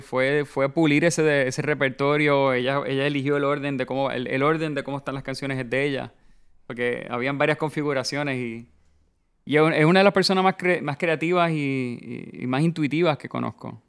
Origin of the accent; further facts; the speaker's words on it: Puerto Rico; somos negros, europeos y taínos